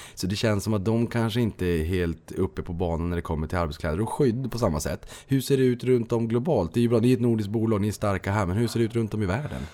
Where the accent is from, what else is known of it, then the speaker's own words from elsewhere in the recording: Boden, Norrbotten County, Sweden; Jag kommer från Boden